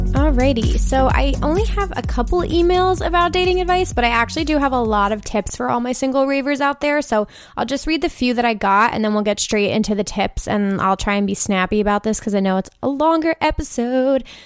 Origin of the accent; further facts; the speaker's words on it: New York City, New York, United States; I'm from the New York City area